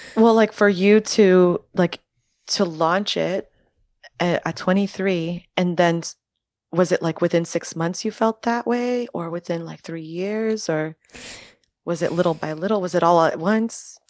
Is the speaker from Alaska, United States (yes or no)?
no; Miami, Florida, United States; first language French; English is a second language; now in New York, United States; growing up in Miami